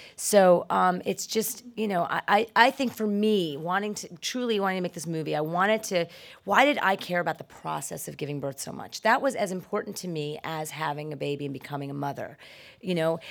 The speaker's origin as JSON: {"language": "English", "town": "New York City", "region": "New York", "country": "United States", "tie": "born or raised there", "said": "I was born in the Bronx"}